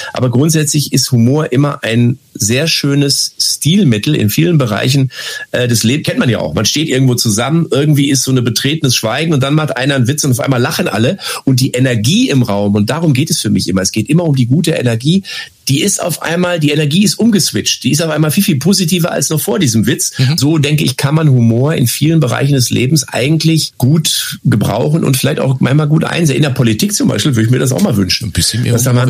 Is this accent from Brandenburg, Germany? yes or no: no; Lippstadt, North Rhine-Westphalia, Germany; Ich bin behütet aufgewachsen in Lippstadt, eine Kleinstadt in Westfalen